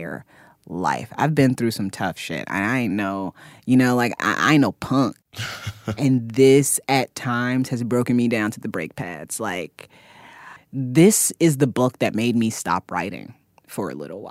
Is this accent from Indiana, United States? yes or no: yes; Fort Wayne, Indiana, United States; now in Brooklyn, United States; I grew up in Indiana and I grew up I drove past cornfields every day